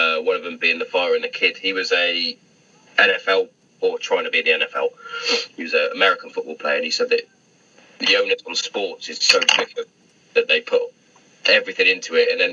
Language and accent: English; Hereford, West Midlands, United Kingdom; moved away as an adult; I'm from Hereford originally